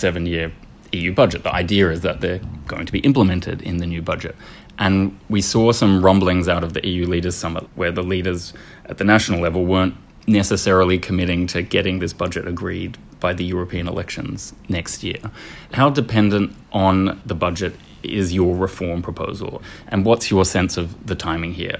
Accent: Australia; accent: Australian; moved away; And I come from Australia, you might have guessed from the accent.

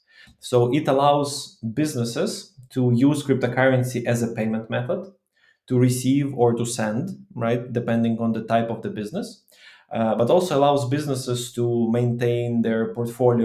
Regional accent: Ukraine; I'm from Ukraine

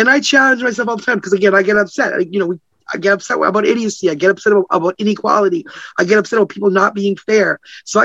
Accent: Canada; I'm Canadian. I'm not even American.

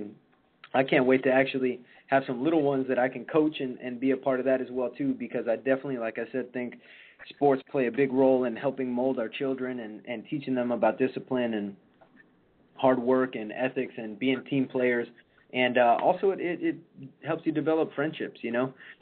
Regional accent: Chicago, Illinois, United States; I grew up in Chicago and watching the day games over at Wrigley

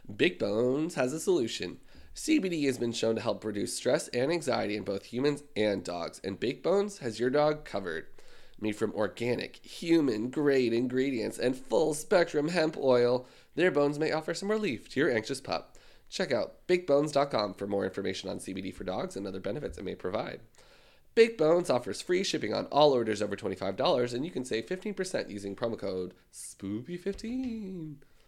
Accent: Canada

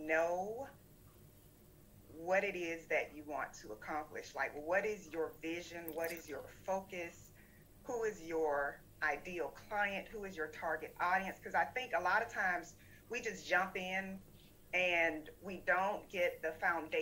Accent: South Florida, United States; moved away as an adult; also born or lived in Georgia; I grew up in South Florida, born to a teen

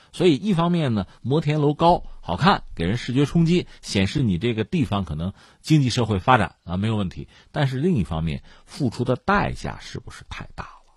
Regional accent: China; 我是中国人

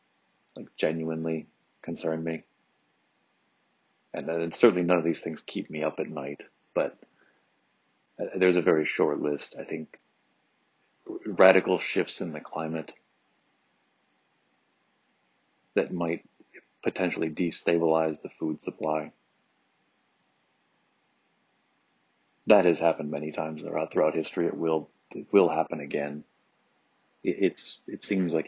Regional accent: Michigan, United States; moved away; my home state of Michigan

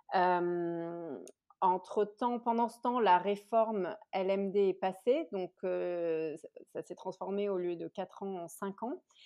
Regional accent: Marseille, Provence-Alpes-Côte d'Azur, France; j'ai grandi à Marseille

